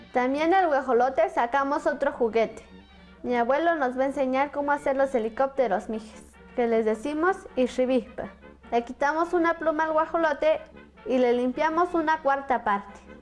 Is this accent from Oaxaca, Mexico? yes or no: yes; Santa María Alotepec, Oaxaca, Mexico; soy Mije, vivo en la comunidad de Santa María Lotepec, Mije, Oaxaca